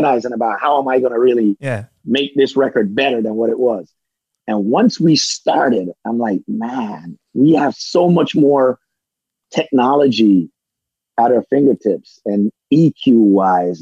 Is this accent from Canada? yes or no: no; Jamaica